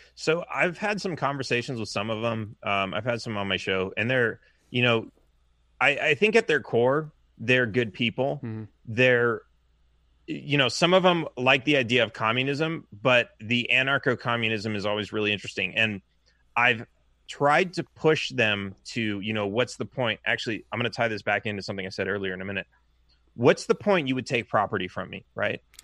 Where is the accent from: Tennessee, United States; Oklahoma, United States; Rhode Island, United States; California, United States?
California, United States; Los Angeles; now in Texas, United States; I grew up in Los Angeles